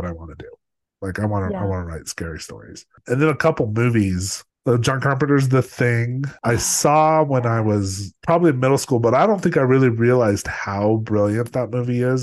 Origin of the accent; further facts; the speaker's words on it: Los Alamos, New Mexico, United States; growing up in Los Alamos, like the weird, you know, it's like my parents both worked for the government.